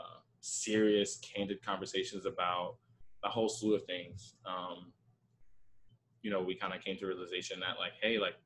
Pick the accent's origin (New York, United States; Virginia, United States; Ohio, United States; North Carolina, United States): New York, United States; New York City; also born or lived in Bushwick, Brooklyn; I am originally from Queens